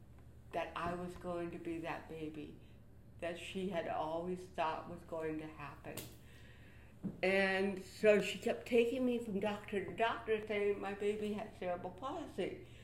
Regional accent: Buffalo, New York, United States; I was born in Buffalo, New York.

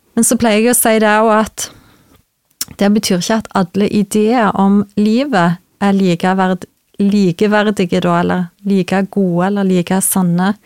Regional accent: Vigrestad, Rogaland, Norway; moved away as an adult; now in Trøndelag, Norway; Jeg er ifra Jæren, mhm. ifra Vigrestad. Mm. født og oppvokst

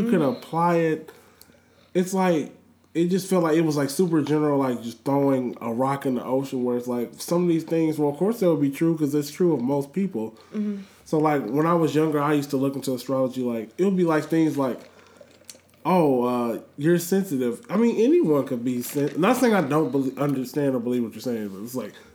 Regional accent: Missouri, United States; born or raised there

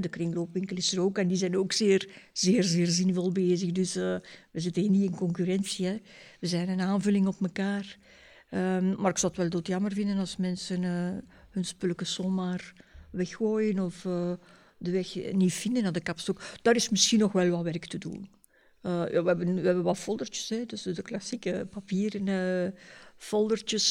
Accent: Ghent, Flanders, Belgium; moved away as an adult; now in Leuven, Belgium; ik ben afkomstig van Gent.

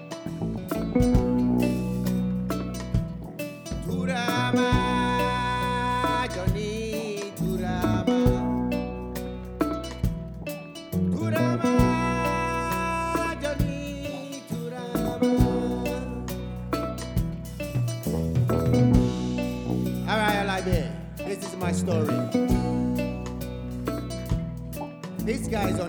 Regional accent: Guinea; I'm from Guinea, West Africa.

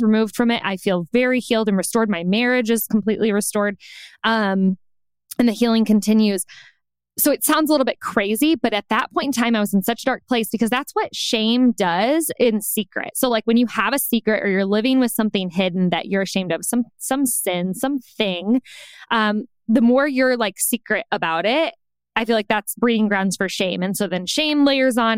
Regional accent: Indiana, United States; moved away as an adult; also born or lived in Chicago, Illinois; now in Los Angeles, United States; We're from the Midwest, specifically Indiana

